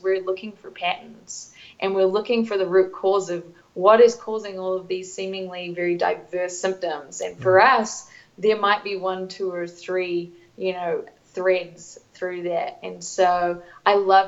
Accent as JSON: {"language": "English", "country": "New Zealand", "tie": "born or raised there", "also_born_or_lived": "Cambodia / North East England", "moved": "yes", "lives_now": "Denver, United States", "said": "growing up in New Zealand"}